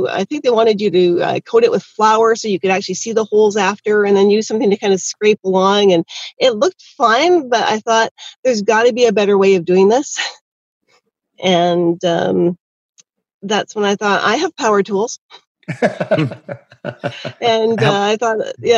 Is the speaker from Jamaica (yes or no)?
no; Canada; I am definitely from Canada, yes. Born and bred